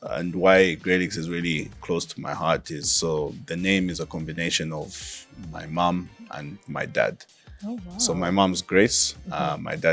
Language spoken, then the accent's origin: English; Zambia; moved away as an adult; also born or lived in London, United Kingdom; born and raised in Zambia, did most of my education up to A-levels here in Zambia